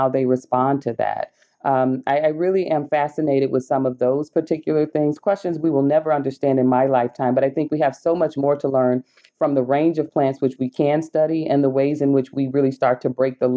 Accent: the South, United States; I'm from the South in the U.S., a descendant of enslaved people

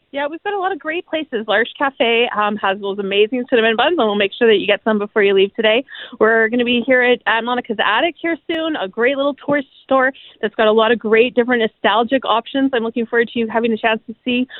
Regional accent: Winnipeg, Manitoba, Canada; as someone who was born and raised in Transcona

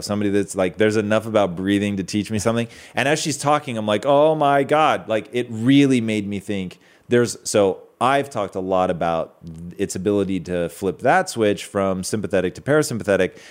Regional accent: Washington, United States; now in Southern California, United States; Growing up in Washington

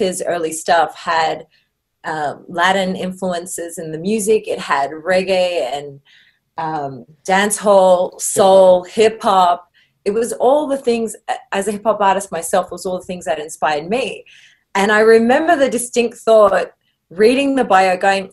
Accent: Sydney, New South Wales, Australia; moved away as an adult; also born or lived in Mexico; now in Los Angeles, United States; I grew up in Australia, in Sydney, Australia, but I was born in Mexico.

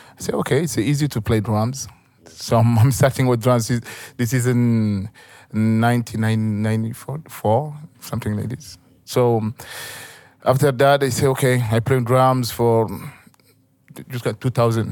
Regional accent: northern Mali, Mali; English is a second language; Where I'm born, where I'm from, it's desert

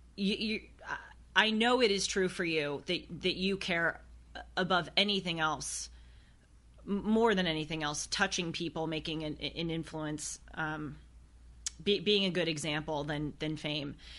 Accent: United States; I was born in the United States of America.

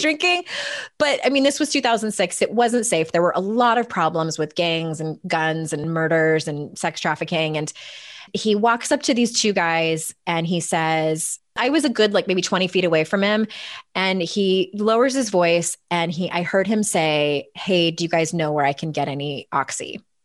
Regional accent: San Diego, California, United States; moved away as an adult; now in East Coast, United States; I was born and raised in San Diego. I was there until I was thirty-six

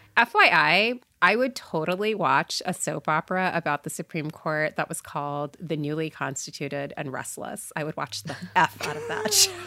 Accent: Port St. Lucie, Florida, United States; I grew up in Port Saint Lucie, Florida

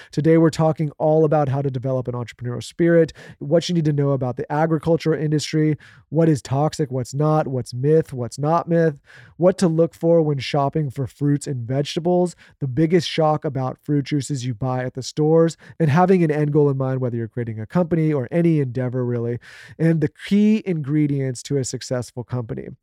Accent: California, United States; moved away; I grew up in California

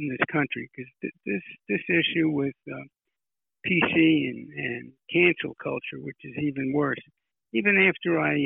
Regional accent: New York City, New York, United States; now in South Florida, United States; I was raised in Brooklyn. I've lived here in South Florida for almost 30 years

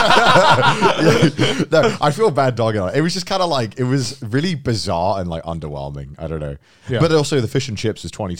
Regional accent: United Kingdom; I'm just British

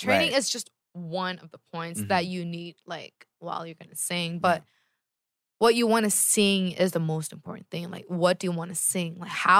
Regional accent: California, United States; I'm from California.

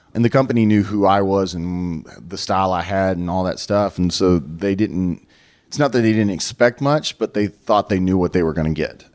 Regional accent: Dallas, Texas, United States; it was basically my hometown

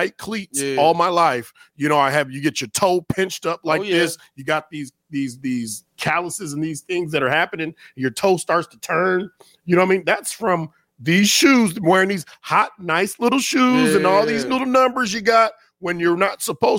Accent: California, United States; moved away; I'm from California, man.

